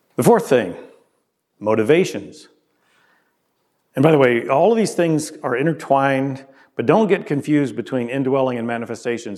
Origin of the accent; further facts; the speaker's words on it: a southern US state, United States; my home state and other southern states. In the deep south